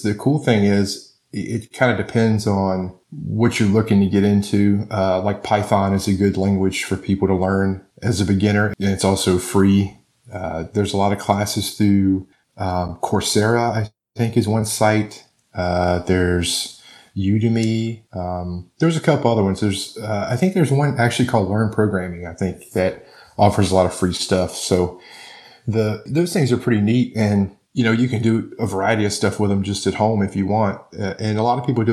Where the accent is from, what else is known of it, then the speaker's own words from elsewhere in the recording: Virginia, United States; moved away as an adult; back home in Virginia, that, you know, we dealt with hurricanes because we're not that far. My hometown's not that far from the ocean.